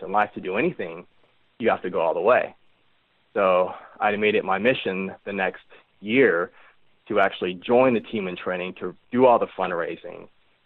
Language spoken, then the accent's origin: English; Reno, Nevada, United States; growing up in the Reno Tahoe area, like going to like camp as a kid